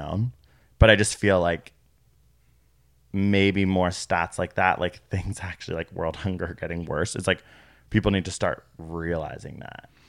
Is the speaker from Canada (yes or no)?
yes; Canada; We're from Canada.